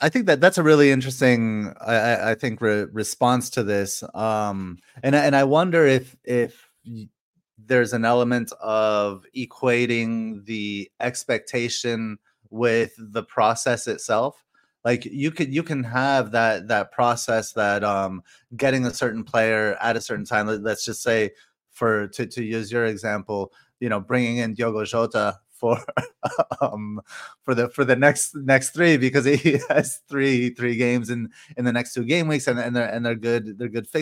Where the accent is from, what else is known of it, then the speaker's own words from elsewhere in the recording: Canada; When I was growing up in Canada